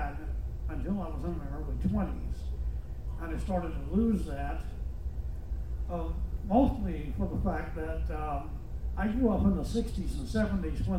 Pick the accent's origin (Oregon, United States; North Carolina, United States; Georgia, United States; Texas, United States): Georgia, United States; Loganville; I'm from Loganville, Georgia